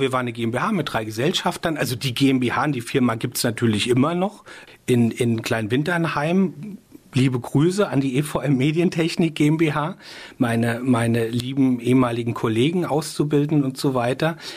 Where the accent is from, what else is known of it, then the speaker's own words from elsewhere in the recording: Rheinhessen, Rhineland-Palatinate, Germany; ich bin sehr rein Hessen verbunden. Da ist, hier ist schon so auch meine Heimat